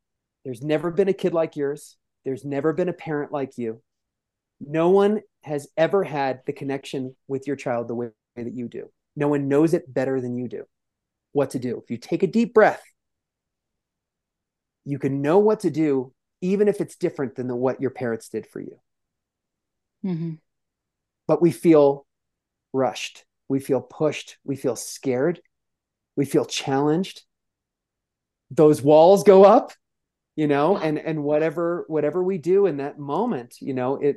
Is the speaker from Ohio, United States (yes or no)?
no; New York City, New York, United States; I'm clearly from the Bronx